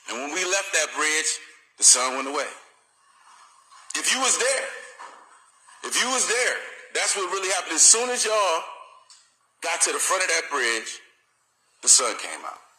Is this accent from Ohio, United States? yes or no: yes; Akron, Ohio, United States; I'm from Akron, Ohio.